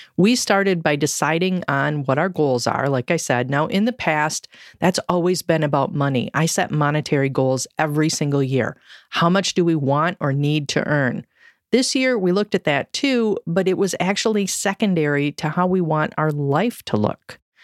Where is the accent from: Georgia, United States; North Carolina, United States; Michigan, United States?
Michigan, United States; I grew up in Michigan